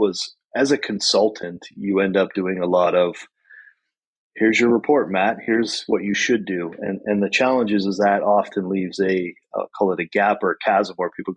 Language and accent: English; Wolfville, Nova Scotia, Canada; which brought us back here to the Valley, where I grew up. I grew up in Wolfville.